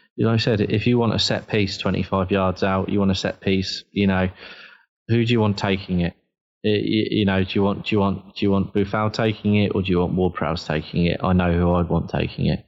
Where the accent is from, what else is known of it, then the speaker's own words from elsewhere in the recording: Southampton, South East England, United Kingdom; I was born and bred in Southampton